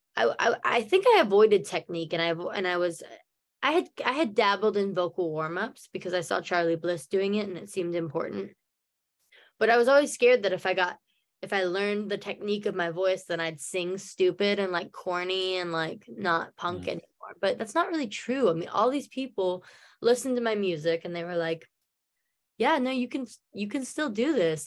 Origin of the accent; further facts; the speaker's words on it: Norman, Oklahoma, United States; accent: American; my hometown norman